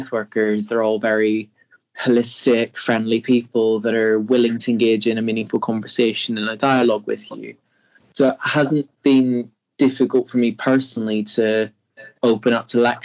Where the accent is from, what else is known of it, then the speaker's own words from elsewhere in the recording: Northern Ireland, United Kingdom; moved away as an adult; now in Leeds, United Kingdom; I'm from Northern Ireland